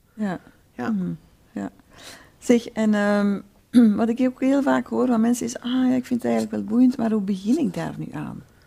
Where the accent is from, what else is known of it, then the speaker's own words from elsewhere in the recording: Flanders, Belgium; ik kom natuurlijk ook uit Vlaanderen